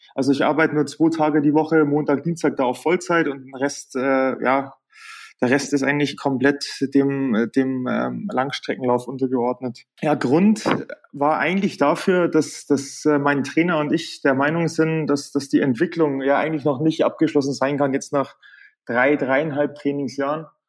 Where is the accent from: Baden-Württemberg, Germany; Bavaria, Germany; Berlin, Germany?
Bavaria, Germany; bei uns in Bayern heute ein Feiertag ist